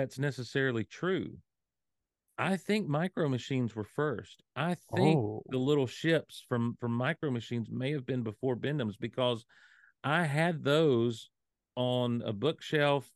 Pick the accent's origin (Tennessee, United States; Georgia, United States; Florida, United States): Georgia, United States; Hazlehurst; also born or lived in Athens, Georgia; when I was 10, we moved from Athens, Georgia, down to Hazelhurst, Georgia